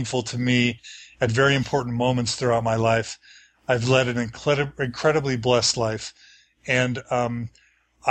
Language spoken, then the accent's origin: English; Texas, United States; moved away as an adult; also born or lived in Dallas / Washington, District of Columbia, United States / Chicago / Seattle; now in Logan, United States; I grew up in Texas the whole time